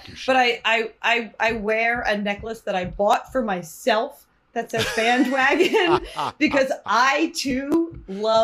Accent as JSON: {"language": "English", "region": "New Jersey", "country": "United States", "tie": "born or raised there", "moved": "yes", "lives_now": "New York City, United States", "said": "my hometown local pasta shop, Severino's."}